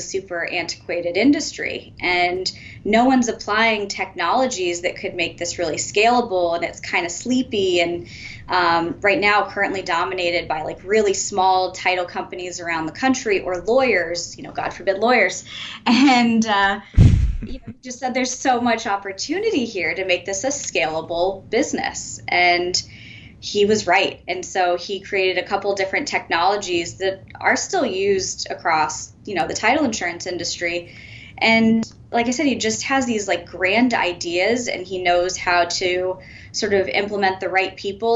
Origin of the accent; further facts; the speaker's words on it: Rhode Island, United States; I am from Rhode Island.